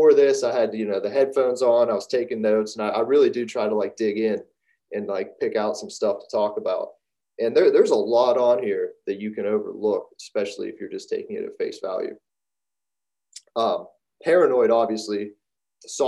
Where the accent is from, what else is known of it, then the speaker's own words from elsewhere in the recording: Pittsburgh, Pennsylvania, United States; I'm from Pittsburgh